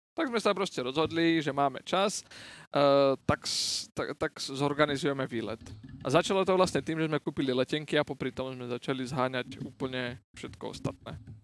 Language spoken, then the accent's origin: Slovak; Martin, Žilina Region, Slovakia; now in Czech Republic; v našom rodisku v Martine